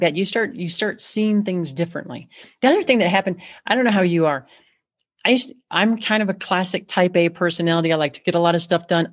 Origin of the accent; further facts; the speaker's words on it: Chicago, Illinois, United States; And I'm from Chicago